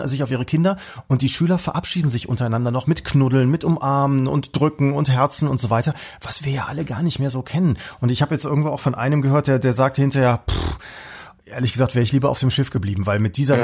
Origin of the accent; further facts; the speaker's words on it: North Rhine-Westphalia, Germany; wir im Westen